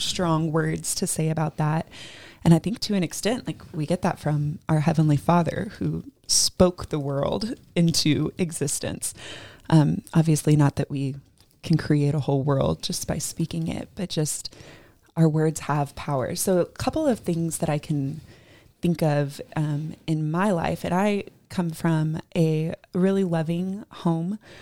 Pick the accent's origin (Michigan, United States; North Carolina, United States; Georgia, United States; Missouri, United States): Georgia, United States; moved away; I grew up in Georgia